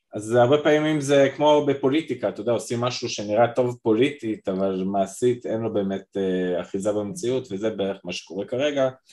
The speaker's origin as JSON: {"language": "Hebrew", "country": "Israel", "said": "אני ישראלי לטוב ולרע"}